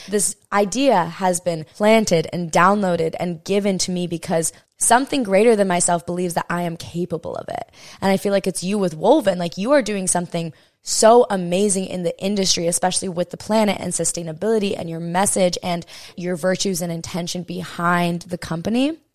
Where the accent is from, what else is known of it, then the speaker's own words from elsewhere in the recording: Hawaii, United States; I'm born and raised in Hawaii